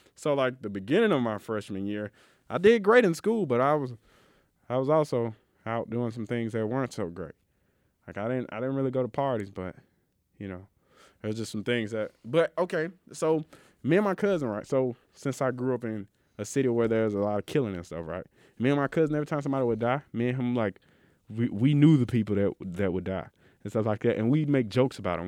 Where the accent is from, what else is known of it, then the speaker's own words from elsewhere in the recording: Mississippi, United States; I'm from Mississippi